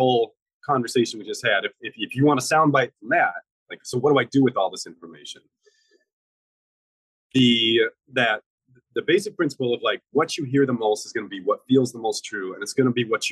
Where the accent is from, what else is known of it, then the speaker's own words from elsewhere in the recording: Midwest, United States; In the Midwest, we call carbonated beverages like Coke and Mountain Dew, we call those pop.